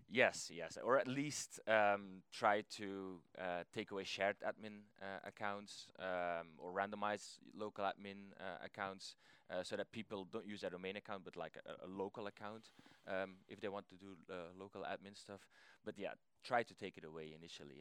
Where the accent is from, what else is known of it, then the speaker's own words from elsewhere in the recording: Belgium; I'm from Belgium